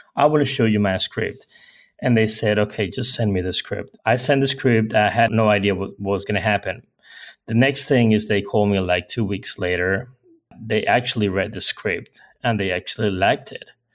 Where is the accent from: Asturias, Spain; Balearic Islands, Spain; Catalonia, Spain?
Balearic Islands, Spain; Mallorca; English is a second language; I was born in, in Mallorca. Mallorca is an island in the Mediterranean Sea in Spain.